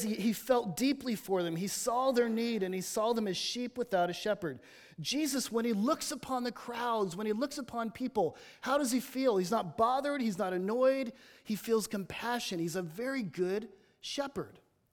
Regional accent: Los Angeles, California, United States; now in Batesville, United States; There's Disneyland where I'm from. I'm from Los Angeles.

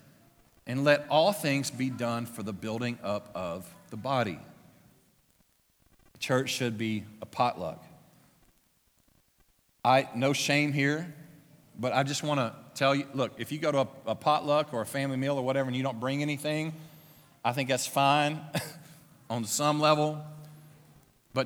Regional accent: Louisiana, United States; moved away; my hometown. It was small. It was in Louisiana.

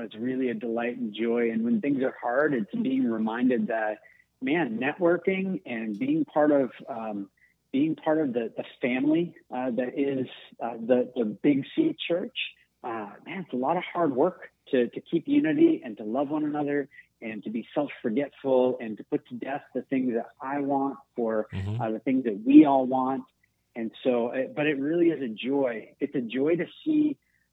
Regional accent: Portland, Maine, United States; moved away as an adult; now in Montreal, Canada; I'm from Portland, Maine, and my wife and I moved here about

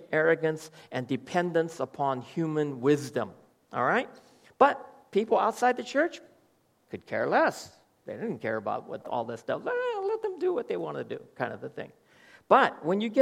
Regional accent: United States; moved away; I come from America

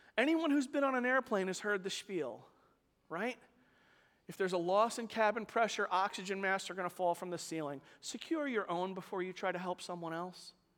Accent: New York City, New York, United States; I grew up in Staten Island with a nice, lovely little, you know, working class, like, middle class house

